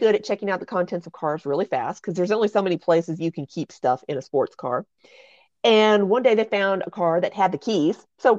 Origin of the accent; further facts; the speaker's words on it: Texas, United States; Andrea because I'm from Texas.